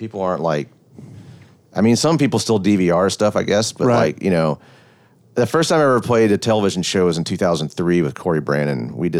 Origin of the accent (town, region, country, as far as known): Memphis, Tennessee, United States; born or raised there